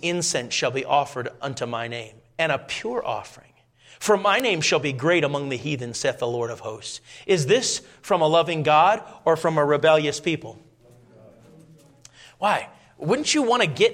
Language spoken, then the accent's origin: English; Minnesota, United States; moved away; I grew up in Minnesota